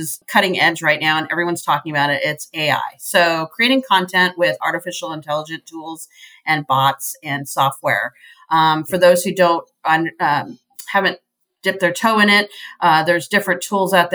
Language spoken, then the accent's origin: English; U.S. Virgin Islands; I grew up in the Caribbean on the island of St. Croix